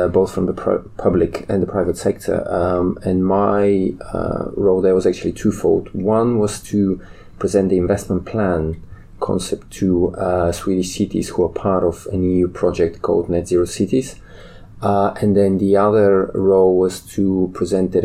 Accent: Bulgaria; moved away as an adult; also born or lived in London, United Kingdom; I moved back to my home country in Bulgaria

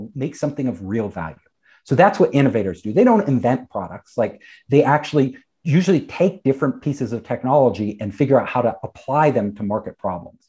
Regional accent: California, United States; I'm from California. You know, I'm a California native

